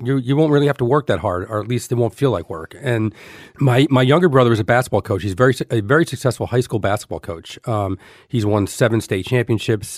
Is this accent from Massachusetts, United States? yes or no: no; Elizabeth, New Jersey, United States; I grew up in Elizabeth, New Jersey.